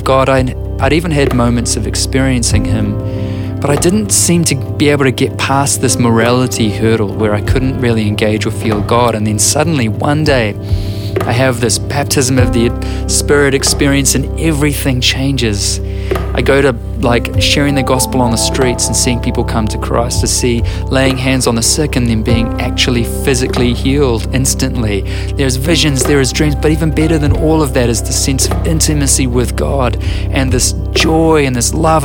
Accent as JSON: {"language": "English", "country": "New Zealand"}